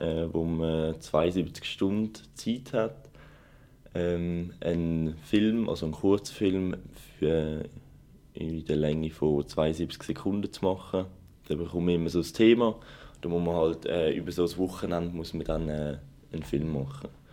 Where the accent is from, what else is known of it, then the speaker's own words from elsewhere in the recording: Zurich, Switzerland; ich komme natürlich auch aus Zürich